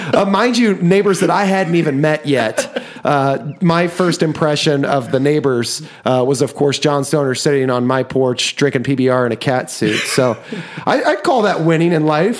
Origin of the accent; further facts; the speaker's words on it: Osawatomie, Kansas, United States; we grew up in Osawatomie, Kansas